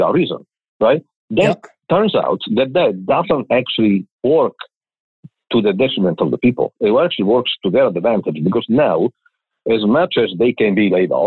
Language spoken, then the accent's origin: English; Catanzaro, Calabria, Italy; English is a second language; moved away as an adult; also born or lived in Naples / Milan / Rome; now in Houston, United States; My hometown of Catanzaro in Calabria in the south of Italy, I left when I was 18 to go to college